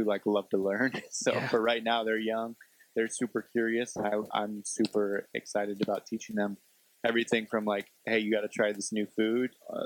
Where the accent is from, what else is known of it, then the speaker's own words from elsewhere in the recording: Bay Area, California, United States; I grew up in the Bay Area, near the Bay Area of California